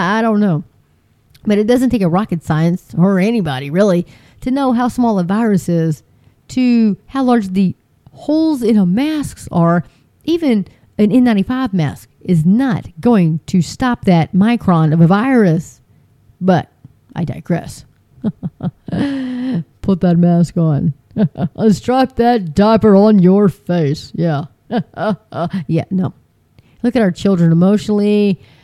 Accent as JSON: {"language": "English", "region": "Texas", "country": "United States", "said": "I'm Texan girl."}